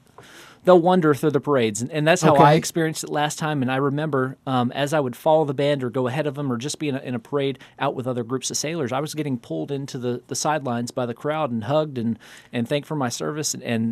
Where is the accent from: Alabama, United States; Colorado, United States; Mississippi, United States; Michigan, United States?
Alabama, United States; moved away; I grew up in Alabama.